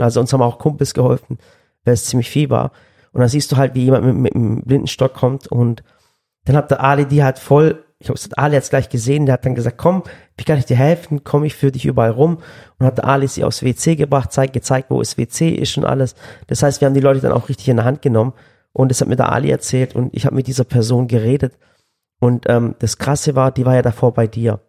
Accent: Swabia, Germany; als Schwabe

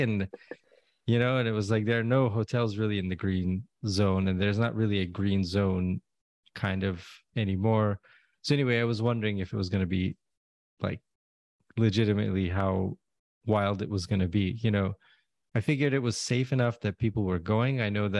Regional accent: Istanbul, Turkey; I'm from Istanbul and went over to Baghdad.

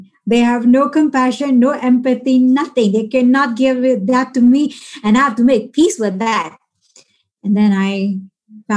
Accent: Bahrain; I grew up in Bahrain

